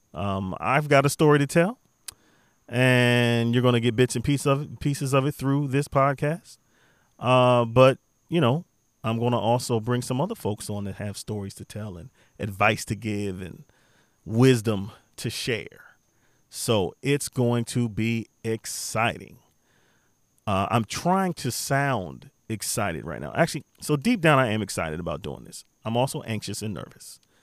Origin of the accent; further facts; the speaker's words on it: Beltsville, Maryland, United States; born and raised in Maryland, particularly Beltsville, Maryland.